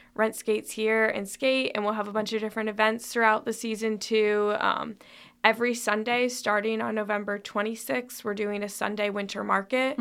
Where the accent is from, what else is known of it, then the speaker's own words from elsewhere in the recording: Toledo, Ohio, United States; moved away as an adult; also born or lived in Chicago / Greece; now in Lexington, United States; I'm originally from Toledo, Ohio.